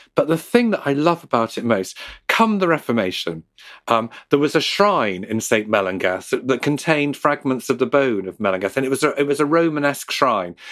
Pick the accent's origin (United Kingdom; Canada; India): United Kingdom; Liverpool, North West England; I grew up in Liverpool, um, And when I grew up in Liverpool in the nineteen seventies